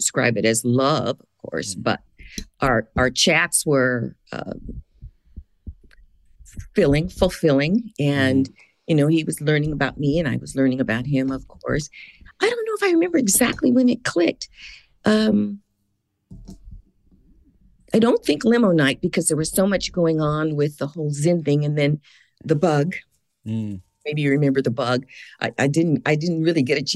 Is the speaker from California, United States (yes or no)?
yes; San Francisco, California, United States; moved away as an adult; now in Atlanta, United States; I was born here in Atlanta, but I was raised in San Francisco. I moved back here about 22 years ago.